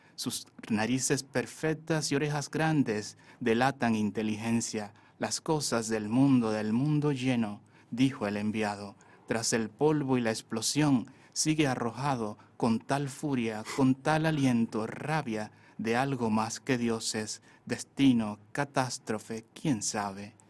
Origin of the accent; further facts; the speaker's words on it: Sabana de la Mar, Hato Mayor, Dominican Republic; now in Santo Domingo, Dominican Republic; yo nací en Sabana de la Mar, yo soy de la novia de la bahía. está en la provincia de Tomayor, es un pueblo costero. Eh, ahí, sí, ahí estudié también los estudios básicos. Luego me exilié aquí en Santo Domingo